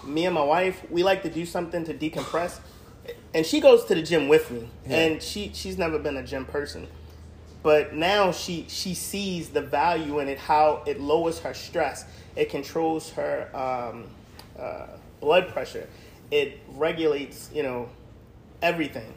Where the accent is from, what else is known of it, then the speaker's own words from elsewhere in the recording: Baltimore, Maryland, United States; moved away; I'm from Baltimore, Maryland